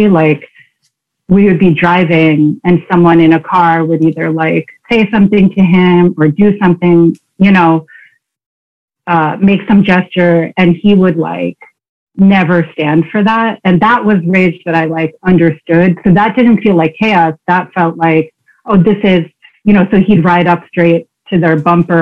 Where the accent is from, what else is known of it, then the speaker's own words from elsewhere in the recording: Queens, New Jersey, United States; I was born in Queens. You know, so not, I wasn't born in the suburbs. And then at some point we moved to New Jersey to like a quiet, very white suburb